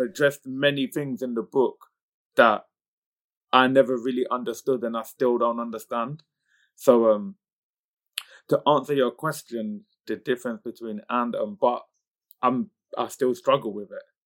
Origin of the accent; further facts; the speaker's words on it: United Kingdom; coming from the community group of people I come from, being British Pakistani